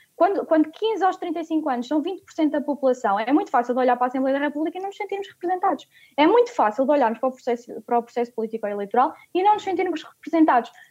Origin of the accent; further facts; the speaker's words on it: Coimbra, Centro, Portugal; em Coimbra, onde nasci